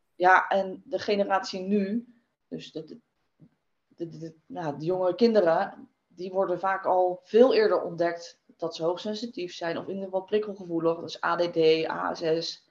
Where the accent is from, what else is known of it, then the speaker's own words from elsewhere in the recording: Westland, South Holland, Netherlands; ik kom uit het Westland